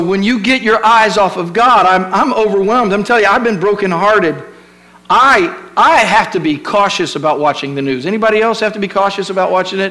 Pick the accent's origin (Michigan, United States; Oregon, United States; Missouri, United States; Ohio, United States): Ohio, United States; now in Virginia Beach, United States; I was raised in Ohio